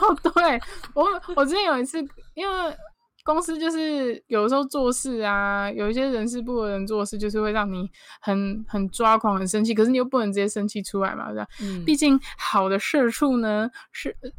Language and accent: Chinese; Taipei, Taiwan; now in Kaohsiung, Taiwan; 我是在高雄住，虽然我是台北人，但是因为我陪我妈妈的关系，所以我有很长时间是住在高雄。然后因为我自己本身是学跟美，美术设计有关的工作